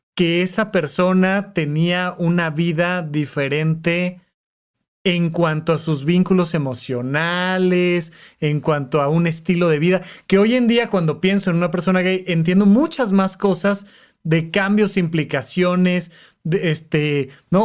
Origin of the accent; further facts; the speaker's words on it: Toluca, State of Mexico, Mexico; moved away as an adult; now in Mexico City, Mexico; en Toluca, de donde yo soy